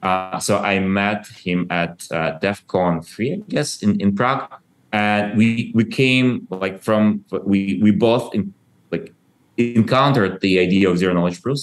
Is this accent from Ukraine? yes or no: yes; Ukraine; You might know that I was born in Soviet Ukraine and I grew up kind of like after the collapse of Soviet Union.